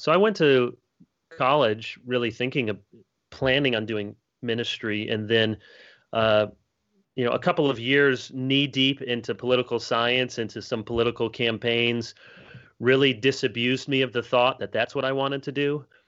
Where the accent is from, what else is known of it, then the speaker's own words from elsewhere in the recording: Grand Rapids, Michigan, United States; also born or lived in Chicago, Illinois; I was born in Chicago and then my family moved to Grand Rapids, Michigan, one of the the high places among us. And I grew up there